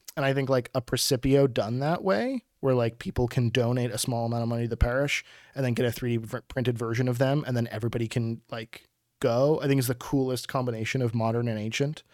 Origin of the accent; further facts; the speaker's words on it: Pittsburgh, Pennsylvania, United States; this Persephio that I grew up with in Pittsburgh